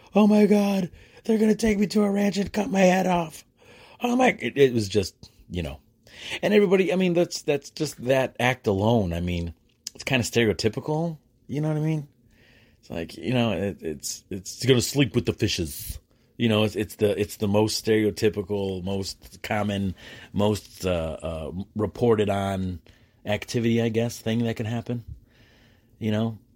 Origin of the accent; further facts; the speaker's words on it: United States; I'm an American